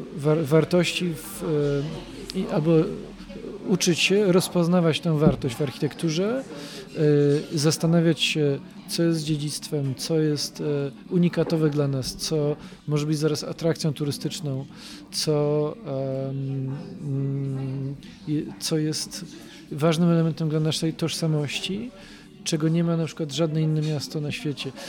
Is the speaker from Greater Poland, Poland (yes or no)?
yes; Poznań, Greater Poland, Poland; jest to taka moja mała ojczyzna